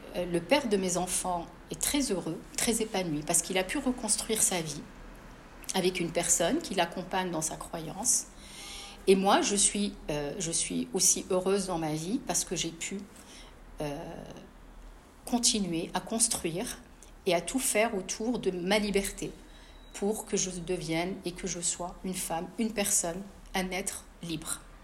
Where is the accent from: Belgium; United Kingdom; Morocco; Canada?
Morocco; Casablanca, Casablanca-Settat; moved away as an adult; now in France; J'ai grandi à, à Casablanca